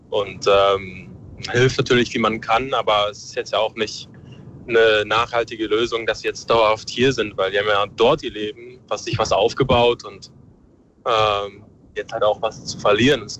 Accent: Ukraine; Ich bin selber Ukrainer, ich habe Familie vor Ort

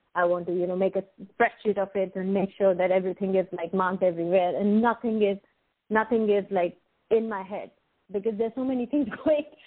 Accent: India; moved away as an adult; now in Jersey City, United States; I born and brought up in India and shifted my base almost 14 years ago.

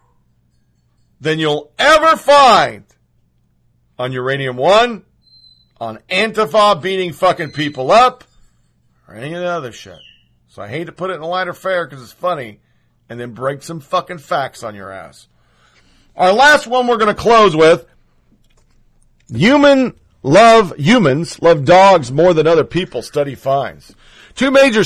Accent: United States; as an American

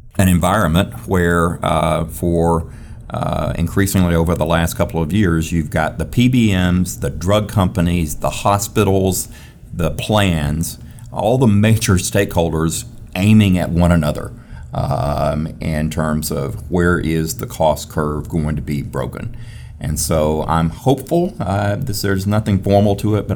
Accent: Tennessee, United States; Tennessee, my home state

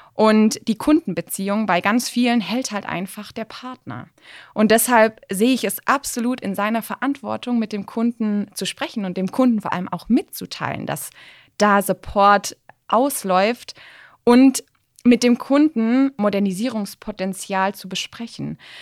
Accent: Swabia, Germany; als Schwabe

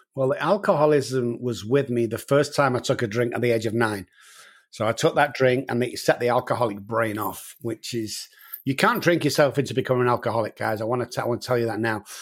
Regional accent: Manchester, North West England, United Kingdom; moved away as an adult; now in San Antonio, United States; as you can tell from my accent, guys, I'm from Manchester in the United Kingdom, and I've been over here for about fourteen years

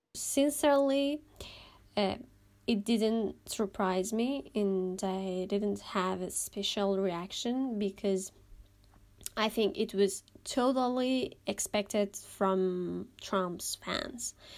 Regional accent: Germany; I'm from Germany.

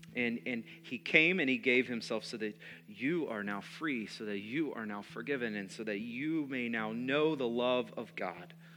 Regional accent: United States; Being American

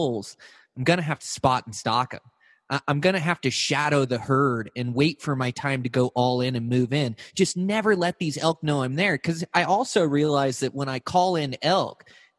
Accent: Montana, United States; my home state of Montana

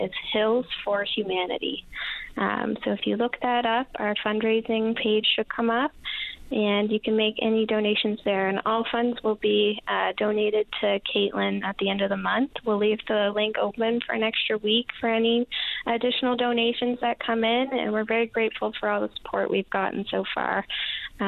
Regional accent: Fredericton, New Brunswick, Canada; moved away as an adult; now in Newfoundland and Labrador, Canada; I'm from New Brunswick. I'm from Fredericton, New Brunswick.

